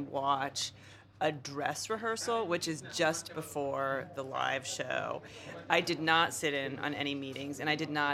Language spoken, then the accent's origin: English; United States; for me as an American